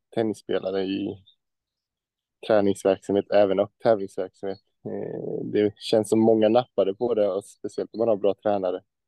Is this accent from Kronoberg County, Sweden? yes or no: yes; Växjö, Kronoberg County, Sweden; moved away; Jag är från Växjö